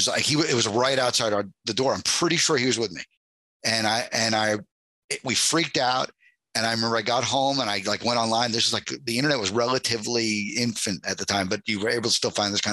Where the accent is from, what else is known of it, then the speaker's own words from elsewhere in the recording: Long Island, New York, United States; moved away; also born or lived in Philadelphia / Los Angeles; I grew up on Long Island